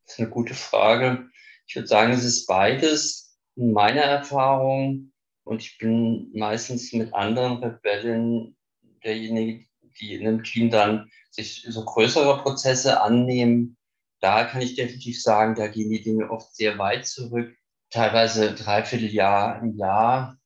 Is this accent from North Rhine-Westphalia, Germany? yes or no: no; Frankfurt, Hesse, Germany; ich komme aus Frankfurt